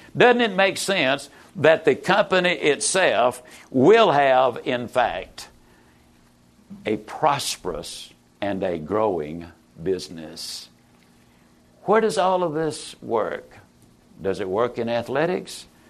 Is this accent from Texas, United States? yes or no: yes; East Texas, United States; I was raised over in East Texas, better known as Mississippi